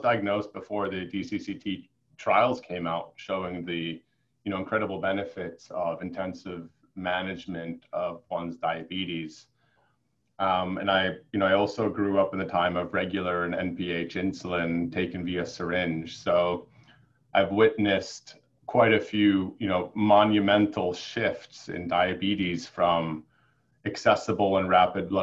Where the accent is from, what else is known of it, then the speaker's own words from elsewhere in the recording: Connecticut, United States; I'm Swedish. But I grew up in Connecticut